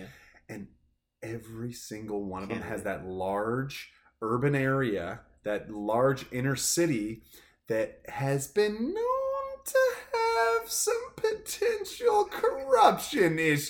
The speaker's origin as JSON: {"language": "English", "region": "Washington", "country": "United States", "said": "we're from Washington"}